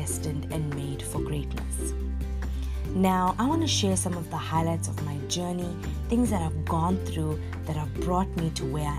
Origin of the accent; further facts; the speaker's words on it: Durban, KwaZulu-Natal, South Africa; I am from Durban, South Africa. I was born and raised here